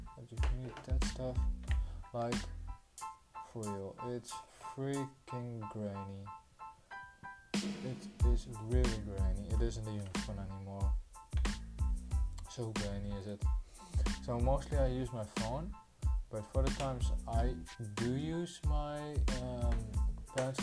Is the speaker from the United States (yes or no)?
no; Netherlands; I'm a Dutch boy from the Netherlands. Of course I'm from the Netherlands, because I'm Dutch